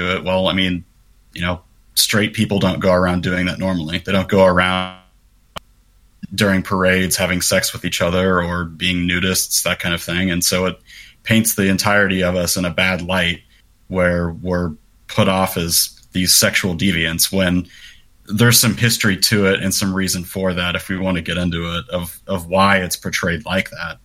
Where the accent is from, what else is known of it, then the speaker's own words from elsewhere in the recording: Kansas City, United States; I'm from Kansas City.